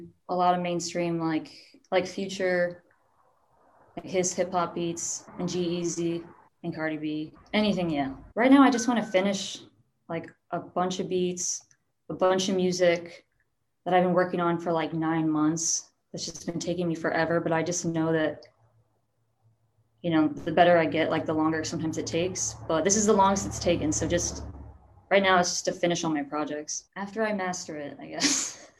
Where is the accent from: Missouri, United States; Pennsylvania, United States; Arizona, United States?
Missouri, United States; St. Louis; I'm …. I'm from St. Louis